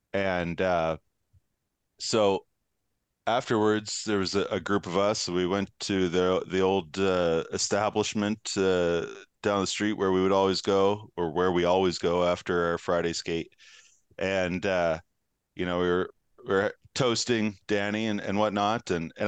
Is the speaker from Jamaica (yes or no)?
no; Manitoba, Canada; small town hockey rivalries growing up in Manitoba.